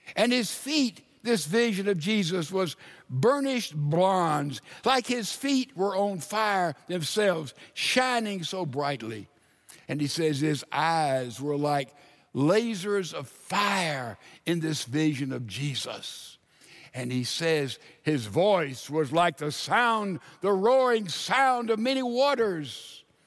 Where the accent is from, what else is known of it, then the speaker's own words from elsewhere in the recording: Laurel, Mississippi, United States; moved away; I lived 20 years of my life in Laurel, Mississippi. Man, I've ridden my bicycle all over those streets.